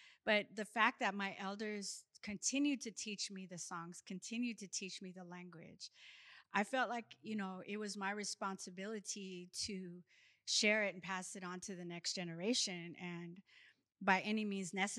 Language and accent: English; Seattle, Washington, United States; also born or lived in Haida village (Alaska); I grew up singing in Rainier Beach Church Gospel Choir. But I was also taught by my Haida elders in our village how to sing in my language